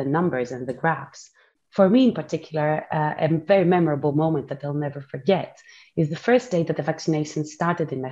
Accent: Athens, Attica, Greece; moved away as an adult; also born or lived in Cambridge, United Kingdom; now in London, United Kingdom; I finished medical school back in Athens in my hometown in Greece.

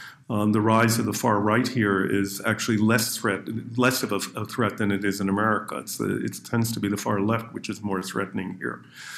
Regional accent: Canada; but growing up in Canada, as I mentioned to you at the beginning, my grandparents' world was the old world.

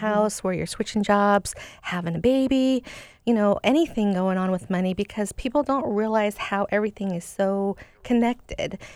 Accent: Seattle, Washington, United States; I grew up in Seattle

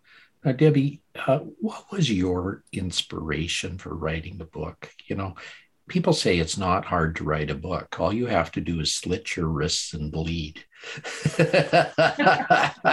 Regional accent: Calgary, Alberta, Canada; I grew up in Calgary, Alberta, Canada

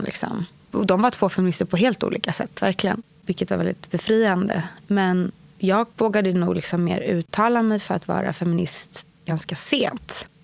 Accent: Stockholm, Stockholm County, Sweden; Jag är uppväxt på Östermalm i Stockholm hos min mamma och pappa

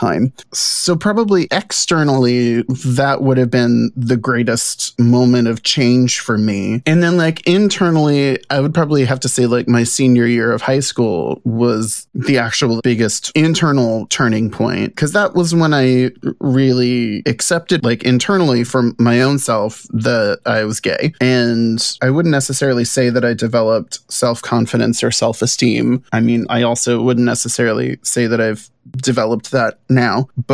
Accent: New Orleans, Louisiana, United States; for the first 18 years of my life growing up in New Orleans

